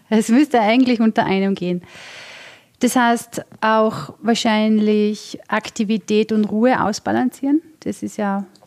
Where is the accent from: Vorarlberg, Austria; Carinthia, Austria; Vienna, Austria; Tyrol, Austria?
Vorarlberg, Austria; Tatsächlich, ich komme aus Vorarlberg